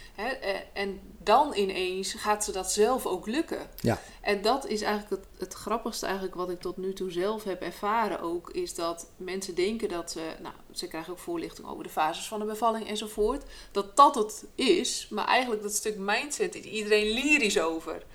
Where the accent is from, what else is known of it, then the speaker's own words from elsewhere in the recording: Friesland, Netherlands; ik kom natuurlijk uit Friesland